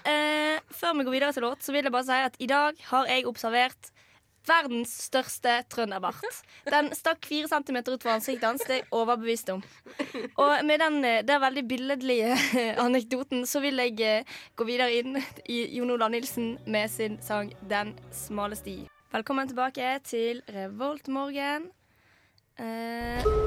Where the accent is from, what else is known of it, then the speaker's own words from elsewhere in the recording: Western Norway, Norway; now in Trondheim, Norway; vi er jo vestlendinger